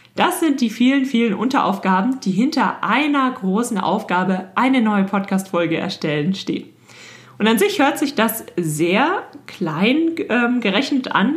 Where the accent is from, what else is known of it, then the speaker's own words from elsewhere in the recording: Germany; bei uns in Deutschland